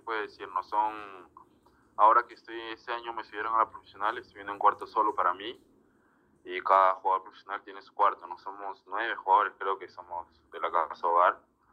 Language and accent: Spanish; Peru; como todo peruano